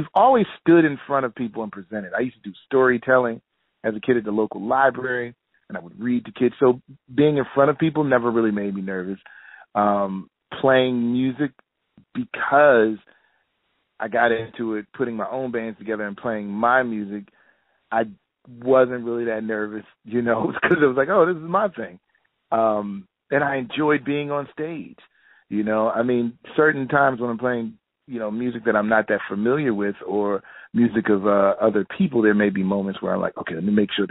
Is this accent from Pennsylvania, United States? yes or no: yes; Philadelphia, Pennsylvania, United States; also born or lived in New York; a city that I'm born and raised in Philadelphia